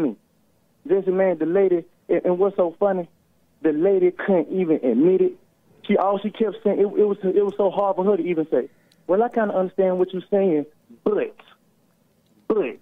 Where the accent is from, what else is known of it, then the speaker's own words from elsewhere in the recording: Mississippi, United States; I'm a respectful young man, but I'm from Mississippi